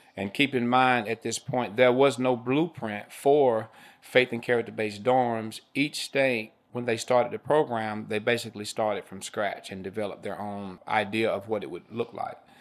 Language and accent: English; Greensboro, North Carolina, United States; Being from Greensboro, North Carolina